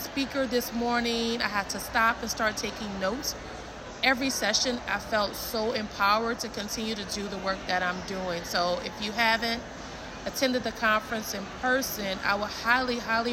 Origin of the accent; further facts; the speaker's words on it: New Orleans, Louisiana, United States; I'm from New Orleans, Louisiana